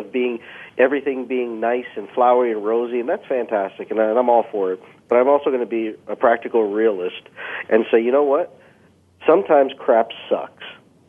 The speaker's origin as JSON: {"language": "English", "country": "Canada", "tie": "born or raised there", "said": "I've been blessed to be born in Canada, but being of Indian descent"}